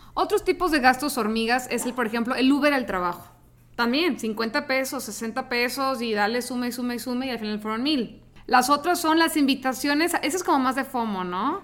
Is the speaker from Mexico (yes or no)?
yes; Tijuana, Baja California, Mexico; moved away as an adult; now in Monterrey, Mexico; yo soy de Tijuana, me vine aquí a Monterrey a estudiar